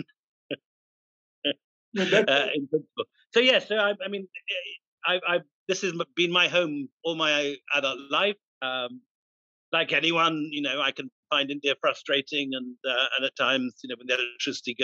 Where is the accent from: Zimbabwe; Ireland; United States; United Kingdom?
United Kingdom; Scotland; I grew up in Scotland